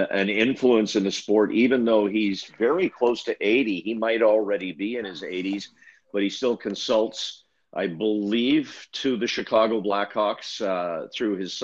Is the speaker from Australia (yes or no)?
no; Yukon, Canada; moved away; I was in high school in the Yukon Territory